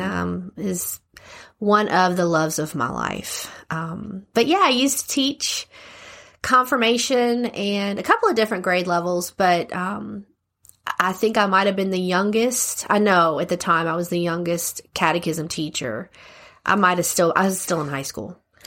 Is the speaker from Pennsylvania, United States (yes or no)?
no; Lafayette, Louisiana, United States; I was born and raised here in Lafayette